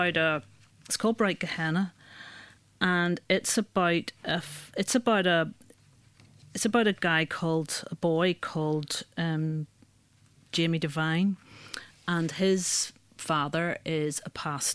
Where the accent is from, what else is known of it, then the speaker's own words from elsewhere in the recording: Northern Ireland, United Kingdom; I'm from Northern Ireland, and it's a fairly religious